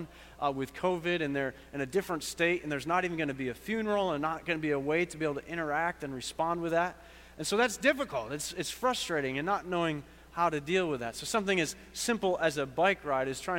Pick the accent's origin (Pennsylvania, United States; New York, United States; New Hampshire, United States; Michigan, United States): New York, United States; Buffalo; moved away; also born or lived in Clemson, South Carolina; I'm from Buffalo, New York.